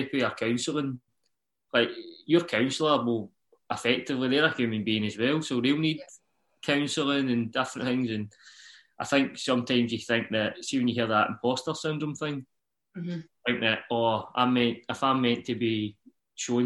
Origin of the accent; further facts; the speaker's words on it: Uddingston, Scotland, United Kingdom; I am from Uddingston, Nowview Park, which is just next to each other